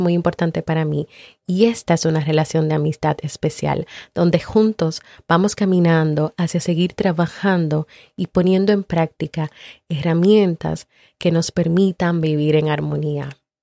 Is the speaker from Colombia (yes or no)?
yes; Colombia; now in Miami, United States; colombiana y vivo en Miami